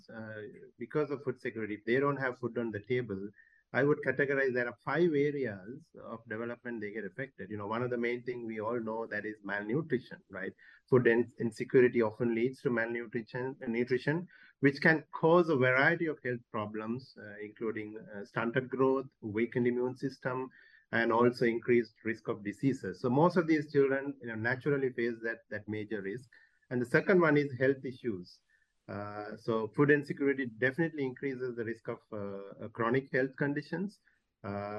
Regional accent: Sri Lanka; I'm from Sri Lanka

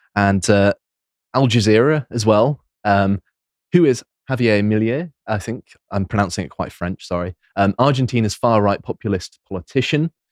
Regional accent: United Kingdom; I'm still British. I, I don't renounce my citizenship

